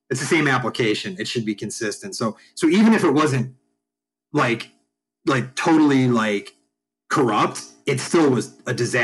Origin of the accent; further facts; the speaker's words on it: Chicago, Illinois, United States; I'm from Chicago